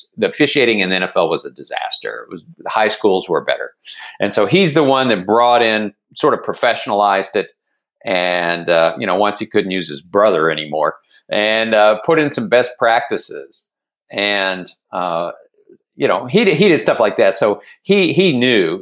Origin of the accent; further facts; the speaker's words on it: Dallas, Texas, United States; moved away as an adult; also born or lived in Philadelphia, Pennsylvania; now in Baltimore, United States; I've lived in Baltimore for 36 years but I am a Texan